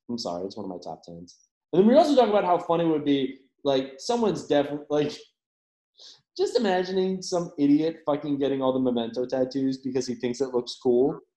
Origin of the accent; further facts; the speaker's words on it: Ireland; All the time. I'm Irish, man.